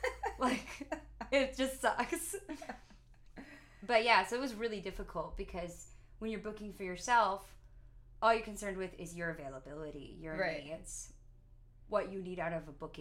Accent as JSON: {"language": "English", "area": "Marin County", "region": "California", "country": "United States", "tie": "born or raised there", "said": "playing as a singer-songwriter around my hometown, which is super small"}